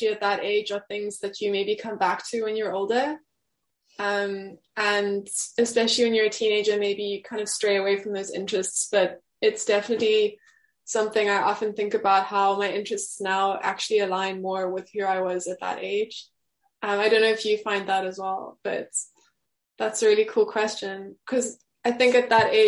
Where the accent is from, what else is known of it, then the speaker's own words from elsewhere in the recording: Cape Town, Western Cape, South Africa; moved away as an adult; also born or lived in Johannesburg / London; now in Amsterdam, Netherlands; I was actually born in Johannesburg, and I moved to Cape Town when I was about 11